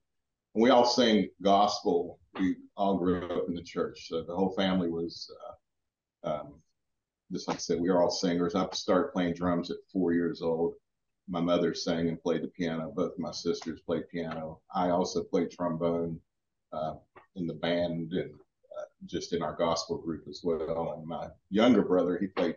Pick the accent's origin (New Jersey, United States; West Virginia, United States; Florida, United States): West Virginia, United States; Rand; I'm from Rand, West Virginia.